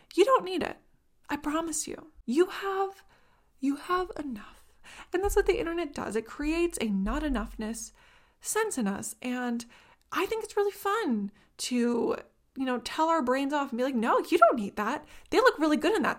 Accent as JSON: {"language": "English", "country": "Canada", "said": "I'm from Canada"}